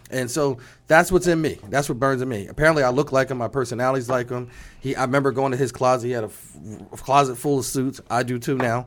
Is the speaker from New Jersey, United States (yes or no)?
yes; New Jersey, United States; moved away; I'm excited to be back in my home state